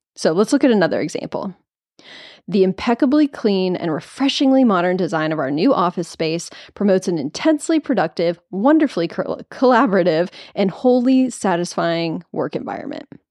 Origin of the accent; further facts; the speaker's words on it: Nashville, Tennessee, United States; I live in Nashville. It's my hometown